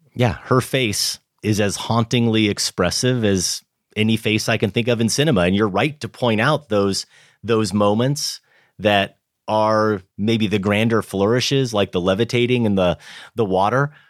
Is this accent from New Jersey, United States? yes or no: no; Grinnell, Iowa, United States; moved away; my hometown of Grinnell.